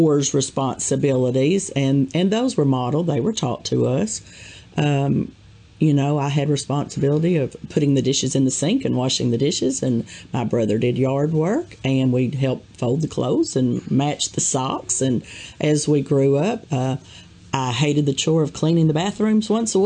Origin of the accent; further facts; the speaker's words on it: Jonesboro, Arkansas, United States; I was born and raised in Jonesboro, Arkansas